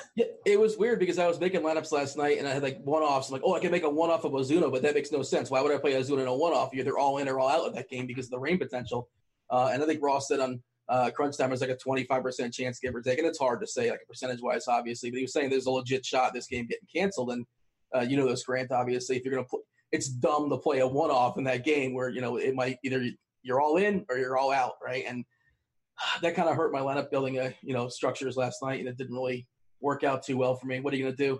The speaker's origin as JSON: {"language": "English", "region": "South Florida", "country": "United States", "tie": "born or raised there", "said": "I grew up in South Florida"}